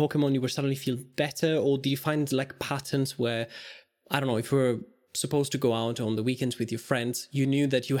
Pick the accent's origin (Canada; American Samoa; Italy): Italy; moved away as an adult; now in Ireland; I grew up in Italy